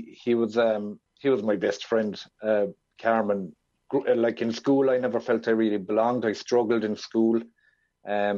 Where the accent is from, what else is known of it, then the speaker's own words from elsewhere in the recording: Ireland; where I was brought up here in Ireland